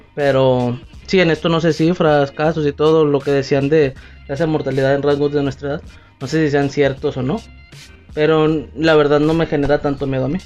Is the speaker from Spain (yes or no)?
no; Mexico; como típico mexicano no me lo tomaba a juego